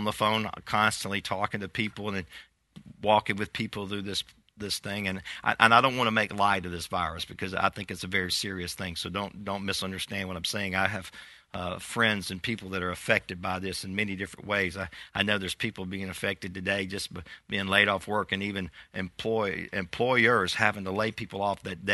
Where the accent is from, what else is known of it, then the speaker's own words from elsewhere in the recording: United States; we as American people